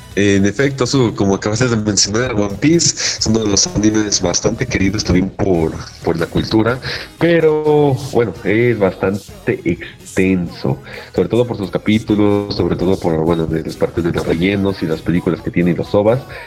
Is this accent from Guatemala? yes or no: no; Ecuador; soy, también de, soy también de Ecuador